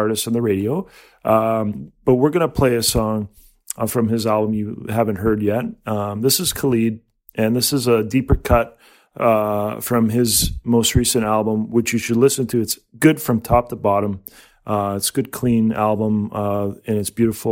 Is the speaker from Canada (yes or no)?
yes; Canada